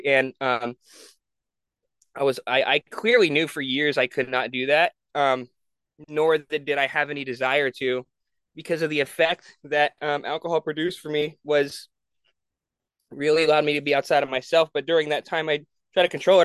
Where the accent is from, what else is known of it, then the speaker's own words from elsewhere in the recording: San Jose, California, United States; also born or lived in Honolulu, Hawaii; I grew up in San Jose